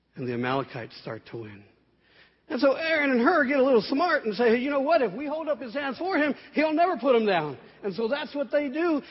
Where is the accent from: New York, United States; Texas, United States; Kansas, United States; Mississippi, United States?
Texas, United States; San Antonio; I grew up here in San Antonio